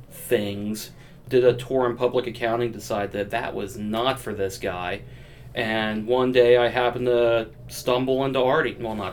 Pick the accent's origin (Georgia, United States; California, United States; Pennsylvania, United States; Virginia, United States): Pennsylvania, United States; Grantville; also born or lived in Pittsburgh, Pennsylvania; now in Mechanicsburg, United States; I grew up locally here in Grantville. I didn't move too far away. I live in Mechanicsburg now